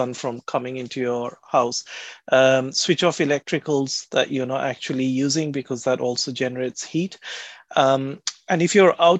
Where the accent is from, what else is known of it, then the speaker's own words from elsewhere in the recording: India; now in United Kingdom; I come from India originally